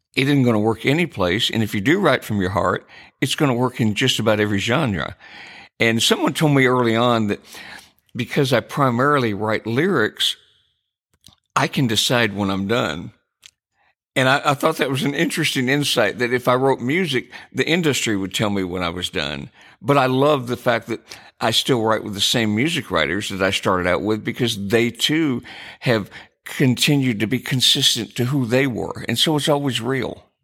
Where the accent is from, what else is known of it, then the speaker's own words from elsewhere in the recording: Jackson, Michigan, United States; moved away; I grew up in Michigan, a small town called Jackson